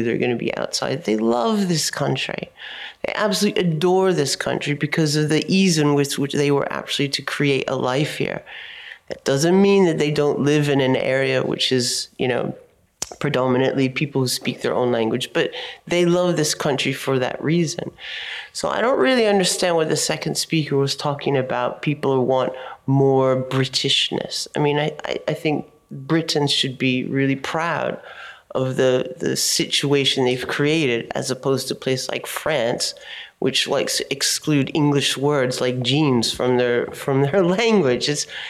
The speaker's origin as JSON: {"language": "English", "country": "United States", "moved": "yes", "lives_now": "United Kingdom", "said": "I'm originally from America."}